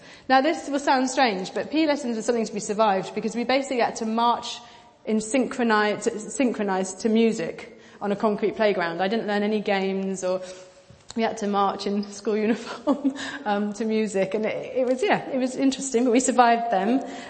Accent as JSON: {"language": "English", "country": "Pakistan", "tie": "born or raised there", "said": "I grew up in Pakistan. I made reference to that when we did our panel. And I was a missionary kid. I lived there for 10 years."}